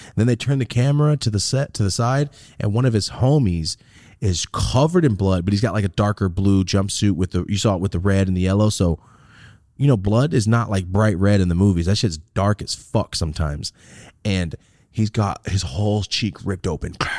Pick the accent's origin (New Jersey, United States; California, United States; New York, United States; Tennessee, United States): California, United States; Merced; moved away as an adult; now in Los Angeles, United States; I'm from Merced